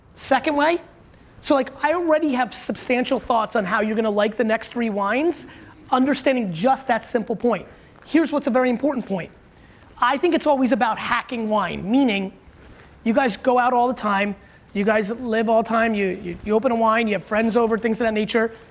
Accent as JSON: {"language": "English", "town": "Edison", "region": "New Jersey", "country": "United States", "tie": "born or raised there", "said": "I grew up in Edison where they were like building a lot"}